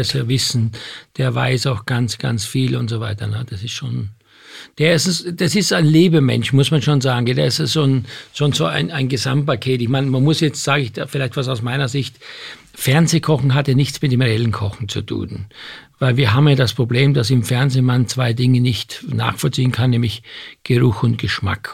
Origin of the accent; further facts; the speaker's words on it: Austria; Ich bin Österreicher